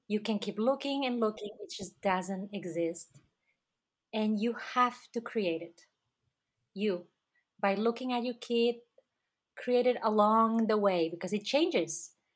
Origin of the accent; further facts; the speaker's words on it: Catalonia, Spain; moved away; my passport says that I am from Spain, but that's because my country, um, Catalonia, was conquered by Spain.